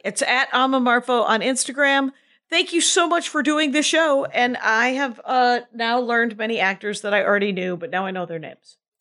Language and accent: English; Milwaukee, Wisconsin, United States; my hometown. It's from Milwaukee